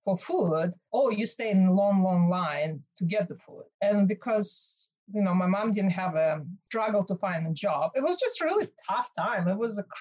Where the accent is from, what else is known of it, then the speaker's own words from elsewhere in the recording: Russia; English is a second language; moved away as an adult; now in United States; when I was growing up in Soviet Union